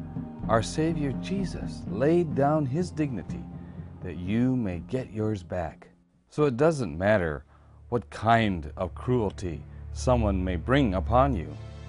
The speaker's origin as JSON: {"language": "English", "region": "Wisconsin", "country": "United States", "tie": "born or raised there", "said": "I was raised on the Wisconsin Stockbridge-Munsee Reservation, which was not my tribe's original home."}